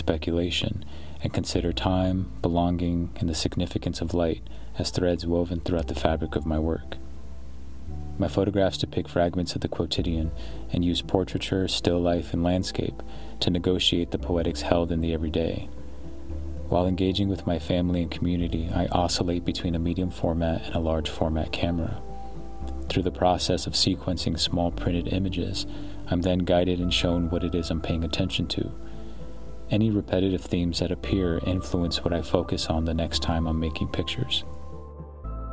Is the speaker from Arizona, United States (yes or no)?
yes; Phoenix, Arizona, United States; also born or lived in New York City; now in Providence, United States; Growing up in Phoenix